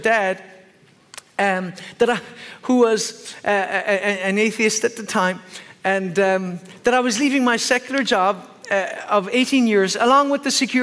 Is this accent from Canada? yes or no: no; Ireland; I'm Irish